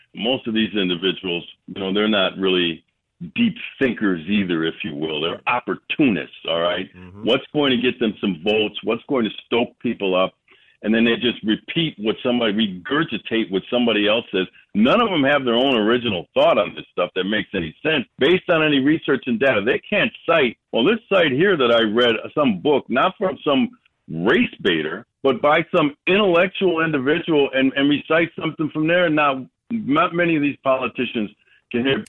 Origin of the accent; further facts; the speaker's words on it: Milwaukee, Wisconsin, United States; I'm born and raised in Milwaukee County